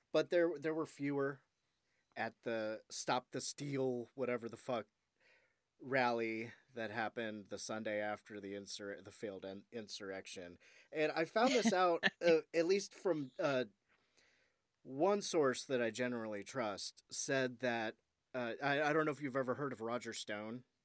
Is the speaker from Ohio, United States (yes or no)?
yes; Ohio, United States; I was from Ohio